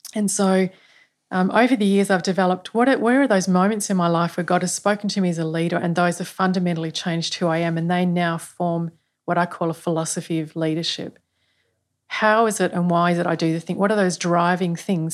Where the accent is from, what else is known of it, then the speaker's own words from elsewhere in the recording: Australia; as Australian people